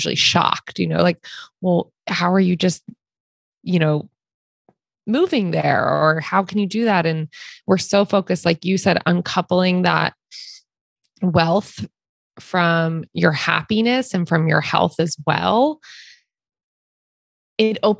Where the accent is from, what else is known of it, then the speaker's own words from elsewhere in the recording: East Coast, United States; also born or lived in Wilmington, North Carolina; now in California, United States; we're originally from the East Coast